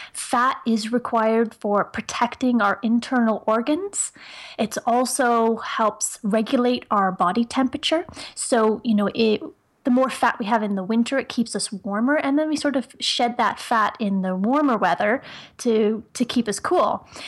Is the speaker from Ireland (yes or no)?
yes; Ireland; accent: Irish; now in Canada; I live in Ontario, Canada, just outside of Toronto. But I'm originally from Ireland. So some people can sort of hear an Irish accent here and there.